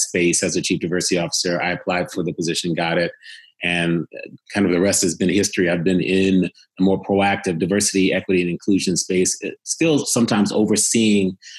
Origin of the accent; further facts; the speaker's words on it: Cleveland, Ohio, United States; I was born in Cleveland, Ohio. I was born to island parents